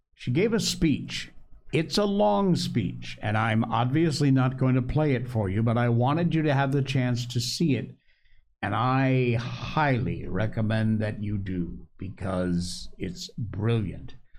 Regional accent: Connecticut, United States; where I grew up in Connecticut

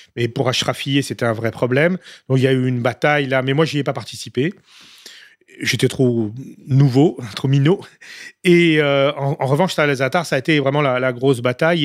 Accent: France; en tant que Français

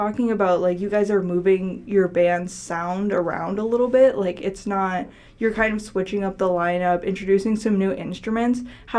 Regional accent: North Dakota, United States; now in Chicago, United States; Because I'm from North Dakota

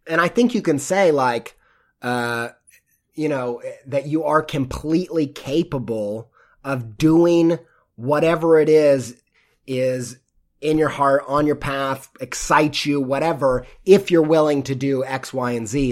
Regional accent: Midwest, United States; I grew up in the Midwest

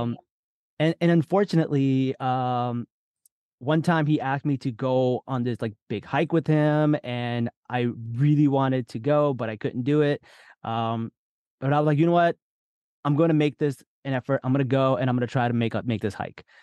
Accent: New Jersey, United States; born or raised there; also born or lived in Lahore, Pakistan

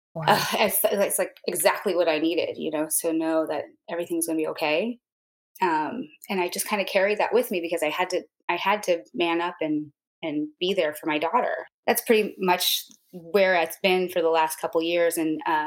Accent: Santa Monica, California, United States; I am from Santa Monica, California

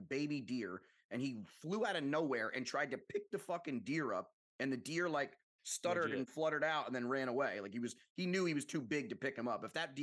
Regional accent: New York, United States; as a New Yorker born and raised

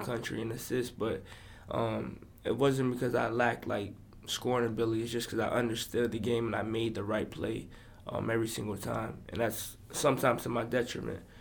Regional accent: Florida, United States; also born or lived in Boston, Massachusetts; I'm from Florida

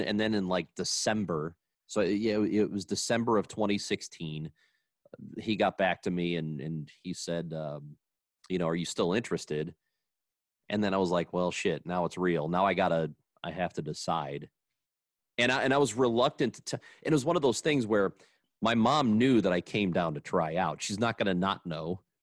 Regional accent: Granite City, Illinois, United States; growing up in Granite City, they didn't have organized football until you were in eighth grade.

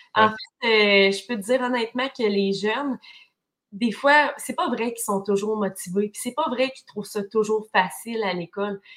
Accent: Témiscamingue, Quebec, Canada; moi, je viens du Témiscamingue, une région merveilleuse, mais qui est loin quand même des grands centres hospitaliers.

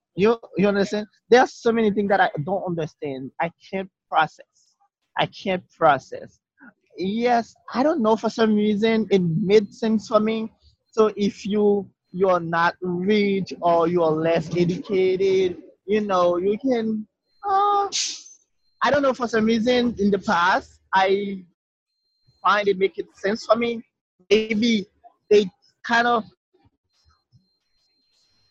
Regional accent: Haiti; English is a second language; moved away as an adult; now in United States; I came from Haiti

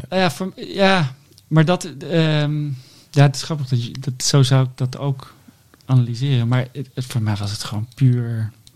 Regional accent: Netherlands; wij allemaal als Nederlander

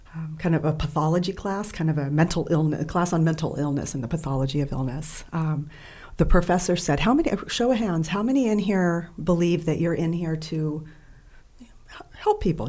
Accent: Bay Area, California, United States; also born or lived in San Diego; I grew up in the Bay Area, California.

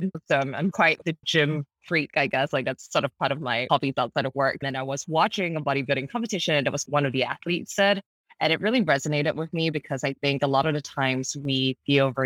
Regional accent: Singapore; moved away as an adult; now in Los Angeles, United States; I grew up in Singapore, traditional Asian parents

